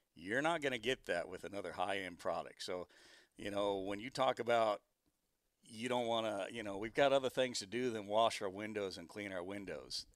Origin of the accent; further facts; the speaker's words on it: Arizona, United States; moved away; I'm from Arizona originally